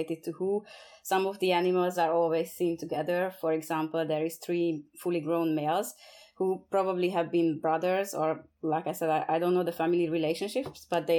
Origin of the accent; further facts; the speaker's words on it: Hungary; also born or lived in British Columbia, Canada; now in Norway; I'm originally from Hungary, which is a landlocked